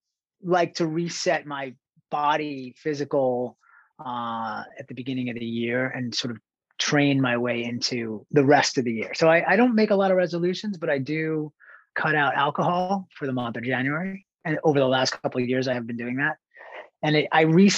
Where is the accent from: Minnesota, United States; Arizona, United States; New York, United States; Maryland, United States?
New York, United States; East Islip; moved away as an adult; also born or lived in California; now in New York, United States; I grew up in Long Island, on the south shore of Long Island, Suffolk County. Relatively small town, East Islip